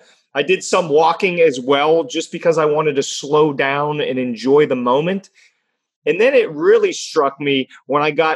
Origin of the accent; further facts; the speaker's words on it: Pittsburgh, Pennsylvania, United States; I am from Pittsburgh, Pennsylvania. I live just outside of downtown in an apartment building.